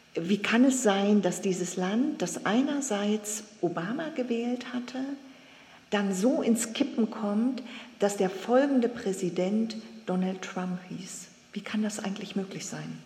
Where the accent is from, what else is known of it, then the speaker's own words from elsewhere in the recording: Germany; bei uns in Deutschland